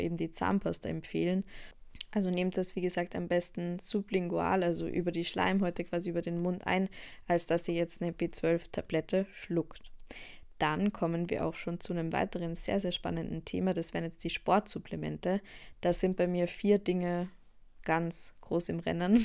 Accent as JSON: {"language": "German", "country": "Austria", "said": "bei uns in Österreich"}